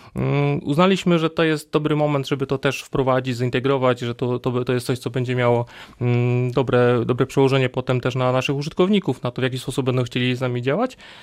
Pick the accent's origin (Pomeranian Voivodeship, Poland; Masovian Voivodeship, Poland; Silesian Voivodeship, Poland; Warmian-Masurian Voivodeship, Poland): Silesian Voivodeship, Poland; moved away as an adult; now in Wrocław, Poland; z uchodzenia jestem Ślązakiem, ale przyjechałem tutaj na studia, na, na Politechnikę i tak już zostałem tutaj.